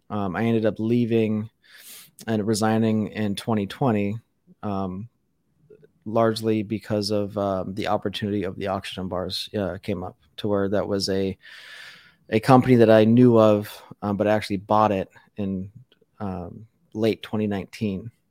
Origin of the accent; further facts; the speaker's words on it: Las Vegas, Nevada, United States; I was born and raised in Las Vegas